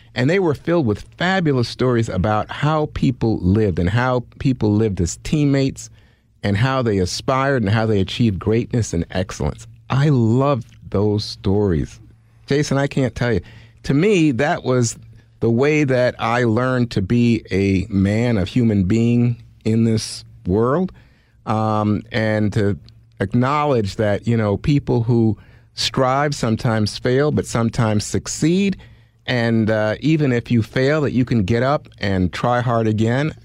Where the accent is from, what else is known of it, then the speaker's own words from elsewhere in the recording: New York City, New York, United States; also born or lived in Panama; I was born in Panama, but I grew up in Brooklyn, New York, so from age four